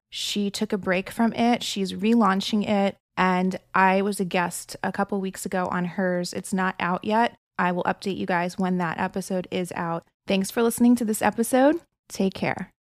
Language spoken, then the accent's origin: English; New Jersey, United States; born or raised there; now in Orange County, United States